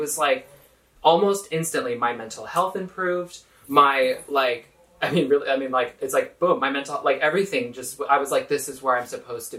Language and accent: English; Sacramento, California, United States; also born or lived in Houston, Texas; I grew up in Sacramento in California.